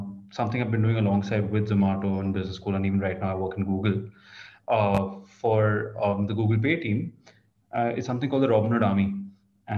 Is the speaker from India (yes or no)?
yes; India; also born or lived in Kolkata, West Bengal / Mumbai, Maharashtra; now in Delhi, India; I'm born and brought up in Calcutta and Bombay.